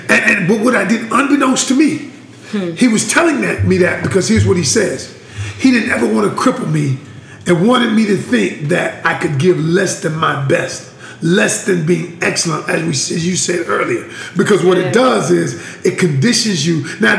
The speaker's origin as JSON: {"language": "English", "region": "Georgia", "country": "United States", "moved": "yes", "lives_now": "North Carolina, United States", "said": "I ain't even from here. Yeah, I know. I'm from the Peach State."}